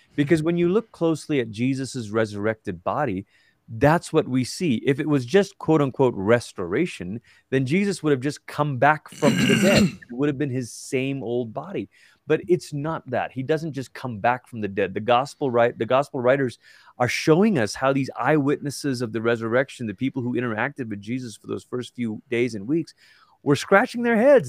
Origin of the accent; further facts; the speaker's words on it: Malaysia; now in Colorado Springs, United States; I'm from Malaysia, and it's where I grew up